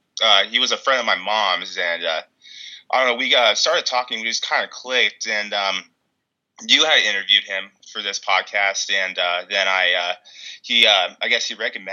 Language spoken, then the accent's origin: English; Ohio, United States; also born or lived in Kimball, Nebraska; I'm originally from Ohio, my dad was a chemist, and he got laid off, and so we ended up moving to Kimball, Nebraska, which I lived in a city, and then I moved to a really small town